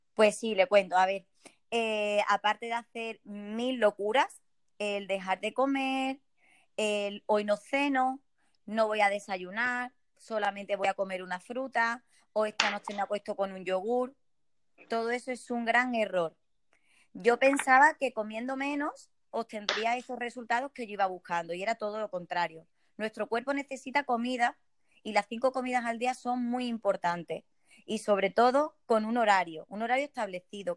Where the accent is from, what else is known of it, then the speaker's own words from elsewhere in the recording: Ceuta, Spain; soy de Ceuta, soy española